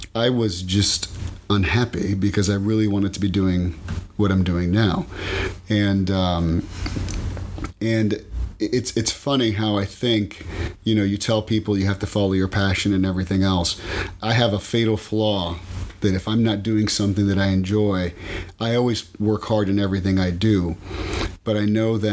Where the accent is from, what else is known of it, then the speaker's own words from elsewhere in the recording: Miami, Florida, United States; Born and raised in Miami. Whole family's from here. Brought up in a Cuban house